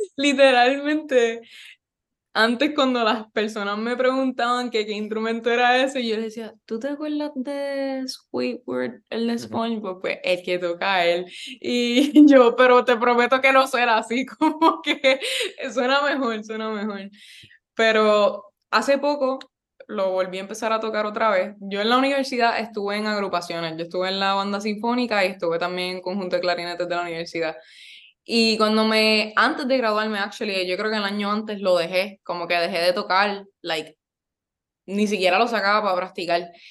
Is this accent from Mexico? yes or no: no; Yauco, Puerto Rico; moved away as an adult; also born or lived in Ponce / Río Piedras; yo soy de Yauco, del pueblo del café. Este, estudié toda mi vida allí. Nací en Ponce, pero viví, vivo en Yauco, bueno, vivía en Yauco desde que tenía como un año